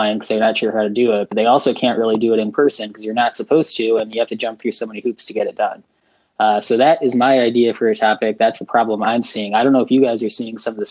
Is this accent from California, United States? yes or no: no; downstate Illinois, United States; now in Chicago, United States; I live in Chicago now. I'm originally from downstate Illinois